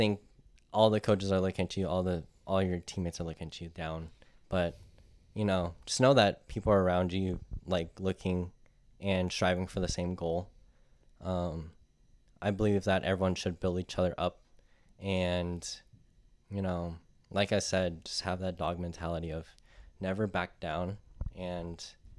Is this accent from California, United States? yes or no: yes; Pacifica, California, United States; Because I'm from Pacifica.